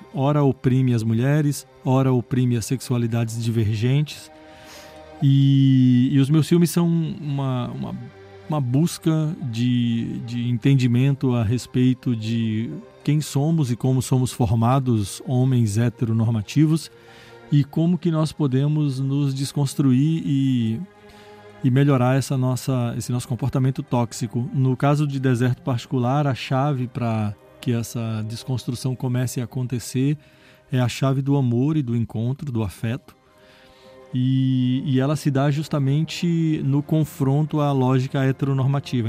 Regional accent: Brazil

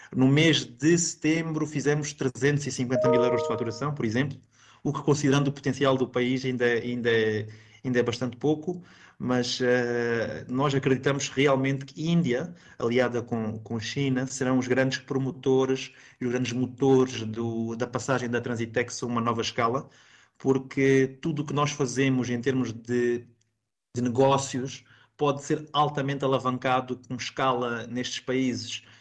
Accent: Mozambique; como moçambicano

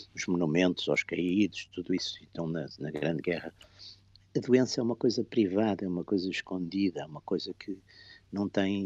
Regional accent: Porto, Norte, Portugal; eu, eu, sou do Porto

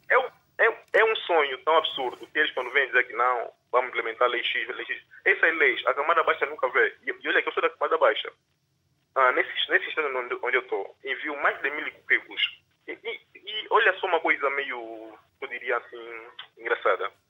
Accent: Angola; eu sou angolano há bastante tempo já.

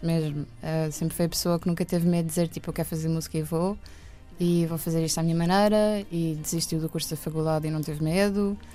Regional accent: Oeiras, Lisbon, Portugal; also born or lived in Benfica, Lisbon / Estoril; Eu fui viver para Oeiras com a minha mãe

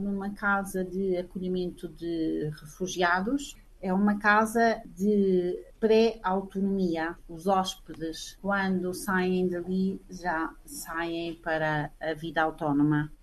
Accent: Portugal; moved away as an adult; now in Rome, Italy; como muitos ah. portugueses eh, saí de Portugal por amor

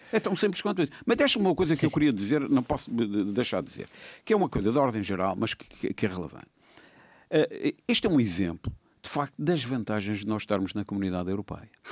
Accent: Madeira, Portugal; eu como madeirense

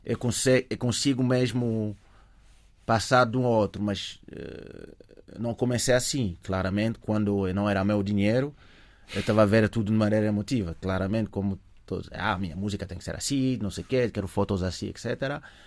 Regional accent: Paris, Île-de-France, France; Portuguese is a second language; moved away as an adult; also born or lived in Africa (early childhood); now in Portugal; cresci em Paris

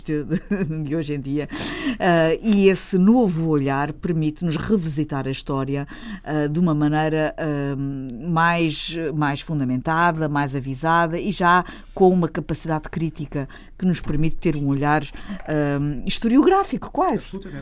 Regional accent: Azores, Portugal; moved away; also born or lived in United States; eu ter a minha adolescência, a minha infância sido passada nos Açores

